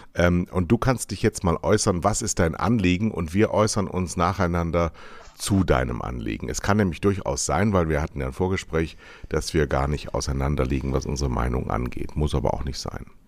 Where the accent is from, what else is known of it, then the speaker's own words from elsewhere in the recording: Westerwald, Rhineland-Palatinate, Germany; Ich bin ja im Westerwald groß geworden